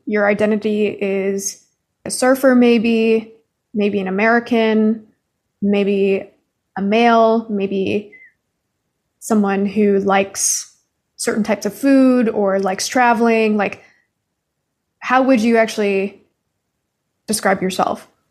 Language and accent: English; Canada; now in United States; I'm Canadian